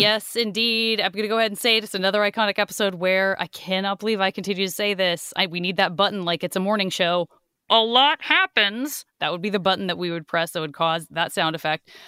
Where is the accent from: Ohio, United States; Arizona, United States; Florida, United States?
Arizona, United States; I'm from Arizona.